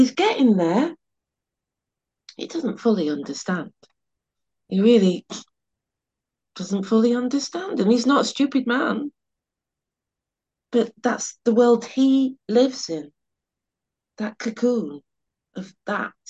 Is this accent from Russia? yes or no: no; Sheffield, Yorkshire and the Humber, United Kingdom; now in London, United Kingdom; I grew up in Sheffield